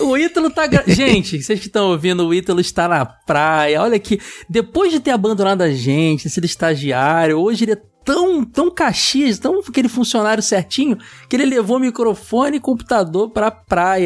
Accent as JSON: {"language": "Portuguese", "region": "Rio de Janeiro", "country": "Brazil", "also_born_or_lived": "Praça Seca, Rio de Janeiro", "said": "sou de Bangu"}